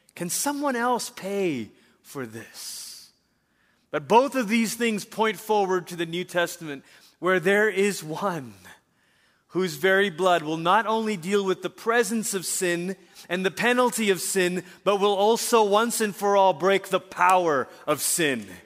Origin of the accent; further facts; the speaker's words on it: Malaysia; also born or lived in Portland, Oregon, United States; I was in middle school, my sister in high school, and we moved back to Malaysia